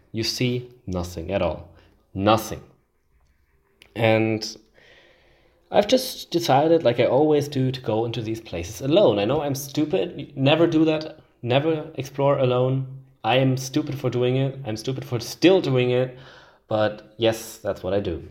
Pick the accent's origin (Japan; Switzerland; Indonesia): Switzerland; in my home country, Switzerland.